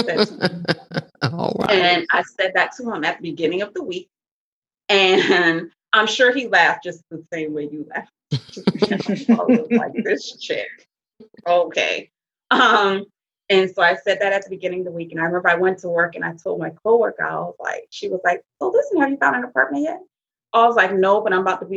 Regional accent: the South, United States; we are from the South.

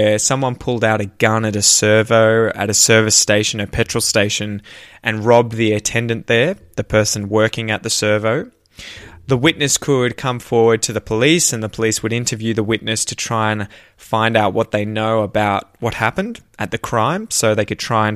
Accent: Australia; accent: Australian; my Australian accent

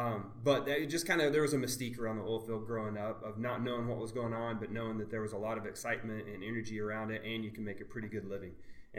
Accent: Clinton, Oklahoma, United States; I grew up in Western Oklahoma, in what I thought was a large town at the time, Clinton, Oklahoma. We had about 9,000 people. And for Western Oklahoma, it was pretty big. But compared to any other real city in the world, it's pretty small.

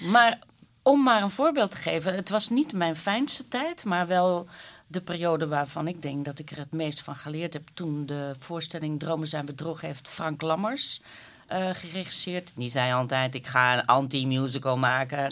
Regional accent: Flanders, Belgium; als Vlamingen onder elkaar

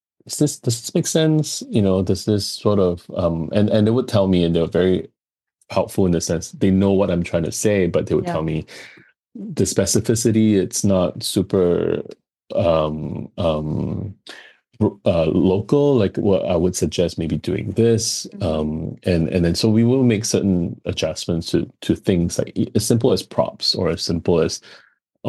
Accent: Singapore; also born or lived in Los Angeles; coming from Singapore, where we are very multicultural

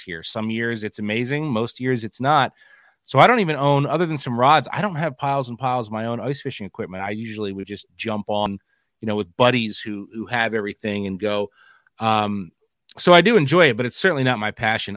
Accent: New Jersey, United States; moved away as an adult; now in Pennsylvania, United States; I grew up in New Jersey

